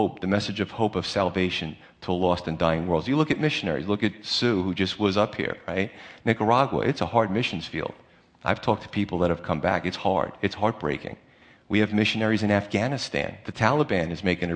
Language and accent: English; United States; We're just American Christians